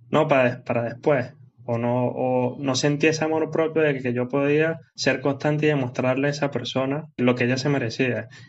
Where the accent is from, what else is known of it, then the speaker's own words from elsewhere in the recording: Venezuela; eh, a nivel país, como le dije, soy de Venezuela, un, tan crítico.